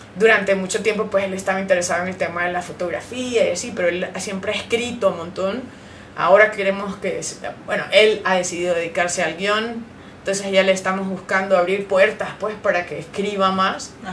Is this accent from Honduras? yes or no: yes; Honduras; nosotros como hondureños sí tenemos ese background